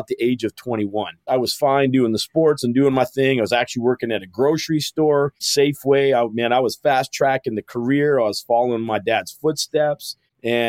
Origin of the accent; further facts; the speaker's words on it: Calgary, Alberta, Canada; I was born and raised in Calgary, Alberta, Canada